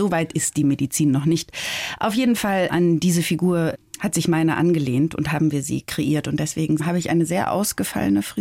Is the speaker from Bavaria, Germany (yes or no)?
yes; Bavaria, Germany; Bayern ist definitiv meine Heimat. Ich liebe Bayern.